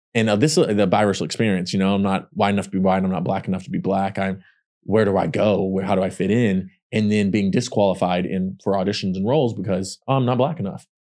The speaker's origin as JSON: {"language": "English", "town": "Pollok", "region": "Texas", "country": "United States", "tie": "born or raised there", "accent": "country", "moved": "yes", "said": "three thousand plus people in my hometown, Pollock, Texas"}